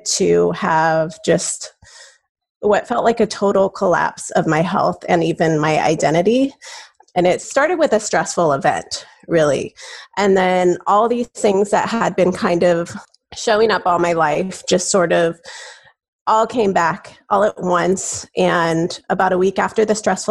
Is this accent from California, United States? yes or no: yes; Southern California, United States; moved away as an adult; now in Arizona, United States; I grew up in California, in Southern California, and I moved out to Arizona as a graduate student